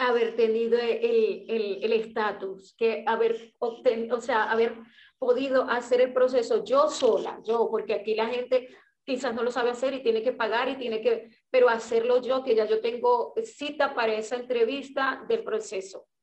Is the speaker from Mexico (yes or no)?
no; Maracaibo, Zulia, Venezuela; moved away as an adult; also born or lived in United States; Yo soy maracucha